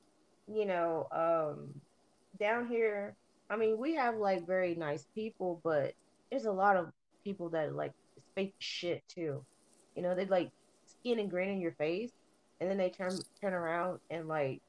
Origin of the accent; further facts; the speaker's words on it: New England, United States; It's a big culture shock, especially, you know, for somebody that's born and raised in New England, you know